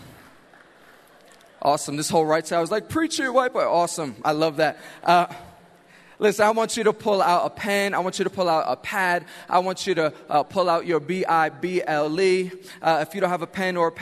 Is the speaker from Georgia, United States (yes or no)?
no; New York City, New York, United States; I am from Queens, New York